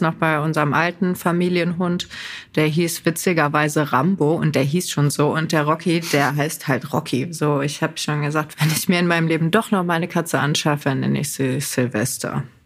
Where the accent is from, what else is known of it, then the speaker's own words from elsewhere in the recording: North Rhine-Westphalia, Germany; bei uns in NRW